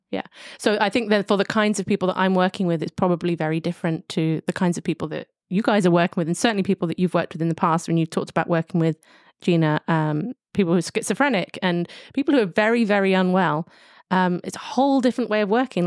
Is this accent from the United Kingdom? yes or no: yes; London, United Kingdom; I'm coming from London, a major city